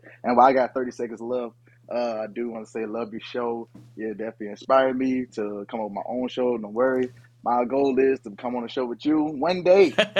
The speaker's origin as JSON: {"language": "English", "town": "Lafayette", "country": "United States", "tie": "born or raised there", "said": "Guy from my hometown."}